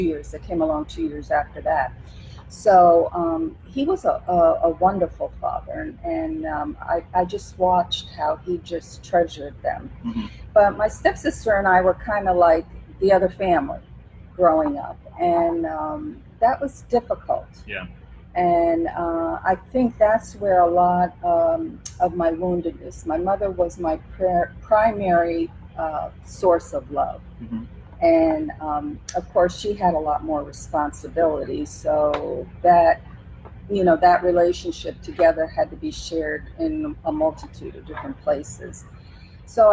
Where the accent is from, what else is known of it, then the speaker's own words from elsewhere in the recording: Florida, United States; also born or lived in West Palm Beach, Florida; I was born at St. Mary's Hospital, for those of you who are true Florida crackers. I was born in West Palm, and we left in the middle of the night to go across state.